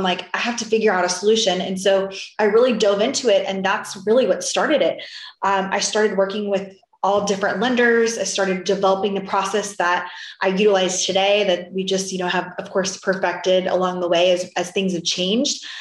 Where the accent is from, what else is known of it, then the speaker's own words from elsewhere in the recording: Florida, United States; now in Texas, United States; I'm originally from Florida and now I'm in Texas